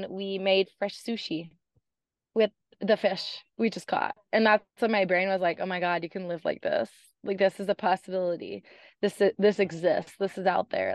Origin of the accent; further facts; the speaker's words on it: Canada; moved away as an adult; I'm Canadian, and I escaped the cold Canadian winters